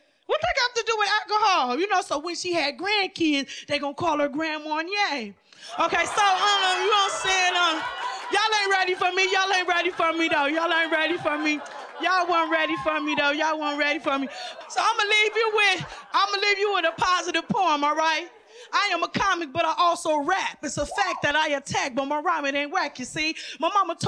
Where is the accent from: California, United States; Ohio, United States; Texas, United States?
California, United States; Lynwood; I was raised in a Latino neighborhood. I'm from Linwood